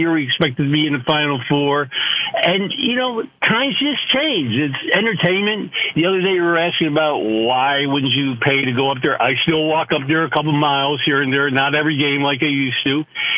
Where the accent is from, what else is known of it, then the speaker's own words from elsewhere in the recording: Syracuse, New York, United States; moved away; I grew up in Syracuse, moved many different places